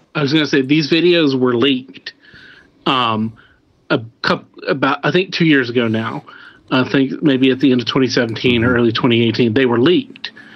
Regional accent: Midwest, United States; I'm from the Midwest

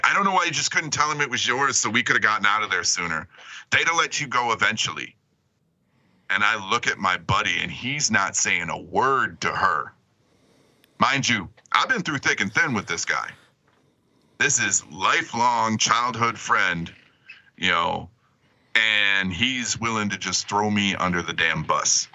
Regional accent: Michigan, United States; growing up in Michigan

